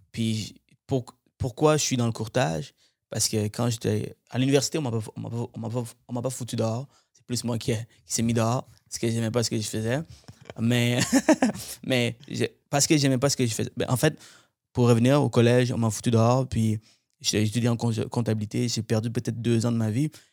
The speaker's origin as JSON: {"language": "French", "town": "Montreal", "region": "Quebec", "country": "Canada", "tie": "born or raised there", "lives_now": "Laval, Canada", "said": "Je viens de Montréal, moi. J'habitais euh, plusieurs années. Toute mon enfance, j'ai passé à Montréal."}